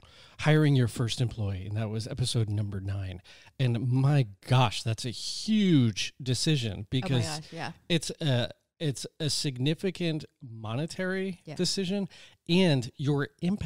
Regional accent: Connecticut, United States; I'm originally from Connecticut. I moved out here, and I remember just thinking, well, if it doesn't work out, I will move back.

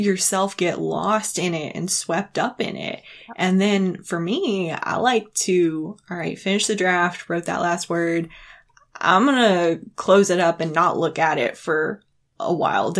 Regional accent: East Tennessee, United States; I'm from East Tennessee

